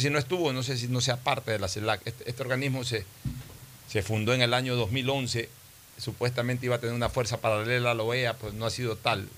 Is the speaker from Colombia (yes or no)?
no; Ecuador